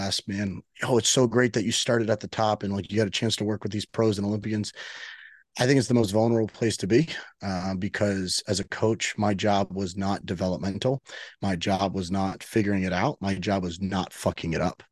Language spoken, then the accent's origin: English; Miami, Florida, United States; I am, uh, born and raised in Miami.